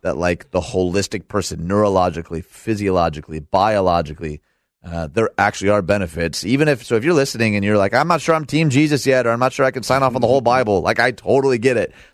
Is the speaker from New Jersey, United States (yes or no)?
no; outside Detroit, Michigan, United States; now in Naperville, United States; I was raised outside Detroit